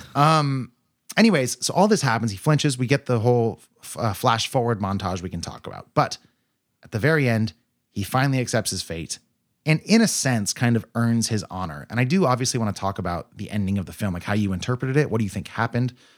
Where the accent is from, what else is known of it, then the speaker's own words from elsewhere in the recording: United States; I'm an American lad